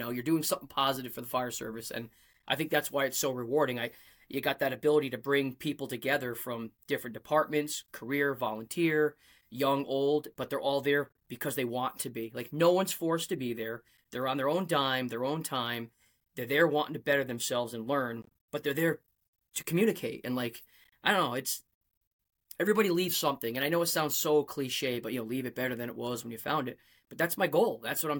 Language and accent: English; Rhode Island, United States; accent: Rhode Island; also born or lived in Connecticut; my Rhode Island accent comes out and I try not